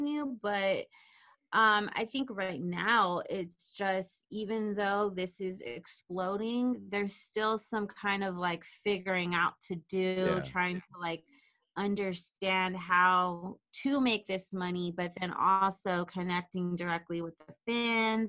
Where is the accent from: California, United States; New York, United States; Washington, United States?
California, United States; Riverside; moved away as an adult; now in Los Angeles, United States; I'm from Riverside